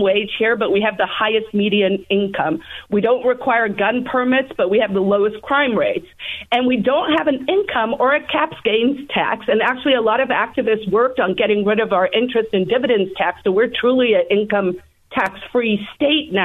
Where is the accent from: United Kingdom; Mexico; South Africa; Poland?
South Africa; now in New Hampshire, United States; I obviously am an immigrant myself. I came from South Africa